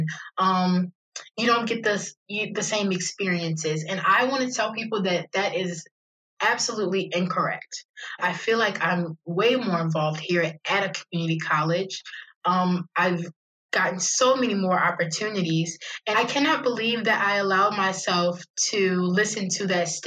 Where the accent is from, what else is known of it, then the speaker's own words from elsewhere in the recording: Annapolis, Maryland, United States; I was born and raised in Annapolis, Maryland. I love it here